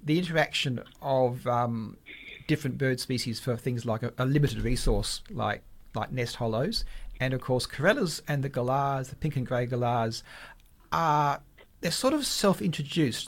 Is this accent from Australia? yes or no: yes; South Perth, Western Australia, Australia; I grew up in South Perth, an old suburb.